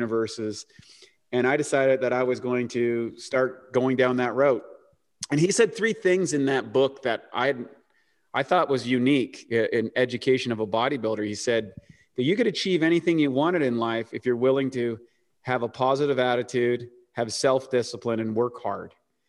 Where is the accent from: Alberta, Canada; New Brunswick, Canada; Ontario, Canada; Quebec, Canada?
New Brunswick, Canada; I grew up in the rural part of New Brunswick, Canada, which is up by Maine, which was and kind of played hockey and everything.